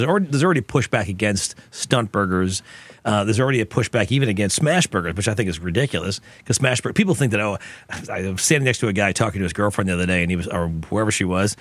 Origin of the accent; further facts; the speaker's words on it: Long Island, New York, United States; I grew up on the Chester, which was the patty melt version of what we had from Long Island